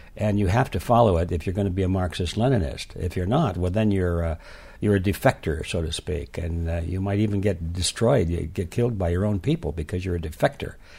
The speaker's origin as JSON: {"language": "English", "town": "Detroit", "region": "Michigan", "country": "United States", "tie": "born or raised there", "said": "I was born and raised in Detroit"}